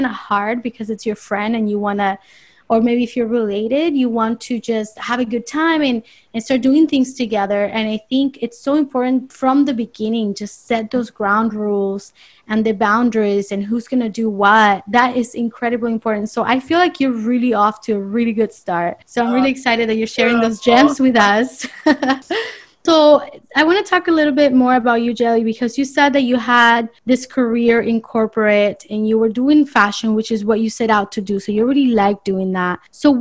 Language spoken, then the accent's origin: English; Argentina; now in Miami, United States; I'm Argentinian